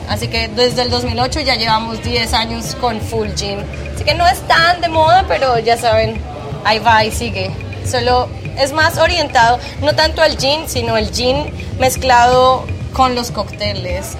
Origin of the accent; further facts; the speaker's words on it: Colombia; moved away as an adult; now in Antigua Guatemala, Guatemala; soy colombiana